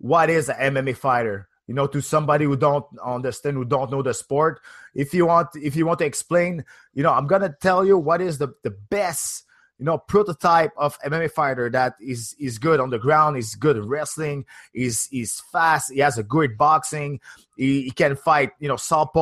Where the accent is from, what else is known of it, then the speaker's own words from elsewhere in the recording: Canada; as a Canadian